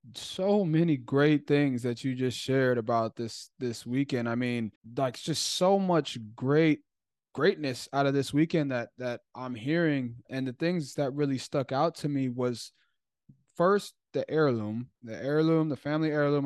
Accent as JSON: {"language": "English", "town": "Chicago", "region": "Illinois", "country": "United States", "tie": "born or raised there", "said": "I grew up in Chicago"}